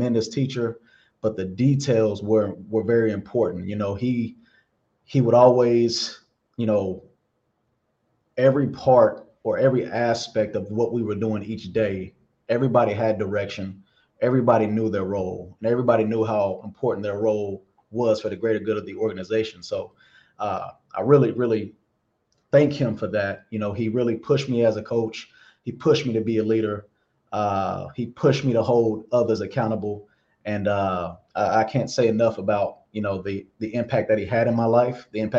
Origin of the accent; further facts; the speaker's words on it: Grand Prairie, Texas, United States; moved away as an adult; also born or lived in Oklahoma / Miami; now in Cincinnati, United States; I'm originally from Grand Prairie, Texas